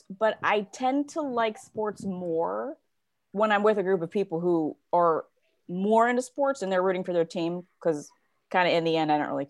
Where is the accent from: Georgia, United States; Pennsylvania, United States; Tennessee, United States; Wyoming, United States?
Pennsylvania, United States; Pittsburgh; I'm from Pittsburgh